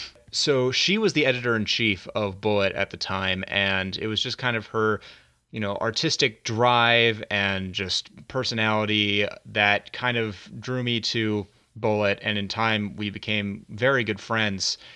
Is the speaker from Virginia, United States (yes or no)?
yes; Virginia, United States; also born or lived in Dallas, Texas; I had to transfer colleges back to my home state of Virginia